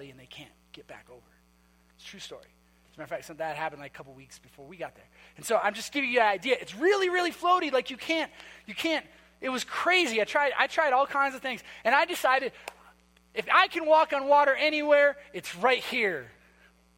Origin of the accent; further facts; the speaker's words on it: Minnesota, United States; I'm from Minnesota